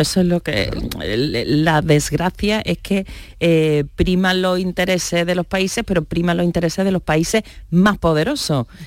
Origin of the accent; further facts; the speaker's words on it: Churriana de la Vega, Andalusia, Spain; Estuve en mi pueblo, en Churriana de la Vega, en Granada